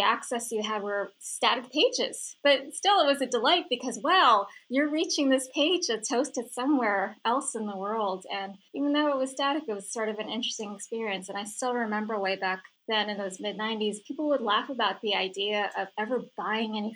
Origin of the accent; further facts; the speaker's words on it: San Francisco, California, United States; I grew up in San Francisco